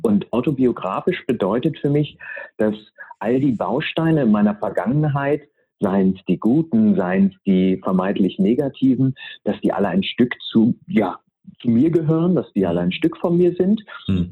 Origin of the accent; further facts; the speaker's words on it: near Uelzen, Lüneburg Heath, Lower Saxony, Germany; Ich bin bei Uelzen in der Lüneburger Heide geboren ähm, und bin Sohn eines Pastors, mhm. bin also sehr, sehr christlich und äh, altruistisch